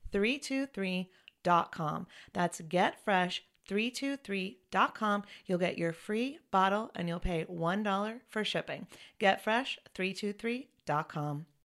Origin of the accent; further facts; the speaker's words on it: Chapel Hill, North Carolina, United States; also born or lived in Wilmington; I'm from North Carolina, but in Chapel Hill, we didn't say y'all until I went to college.